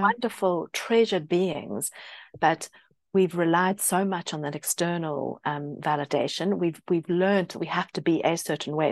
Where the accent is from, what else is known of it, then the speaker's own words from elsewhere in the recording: South Africa; now in United Kingdom; I grew up in South Africa and there's a lot of Britishness